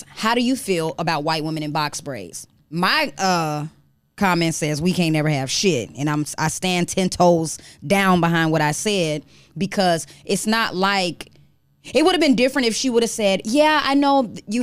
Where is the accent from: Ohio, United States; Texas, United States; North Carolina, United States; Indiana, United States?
Texas, United States; El Paso; also born or lived in Maryland; now in Houston, United States; originally, I grew up in El Paso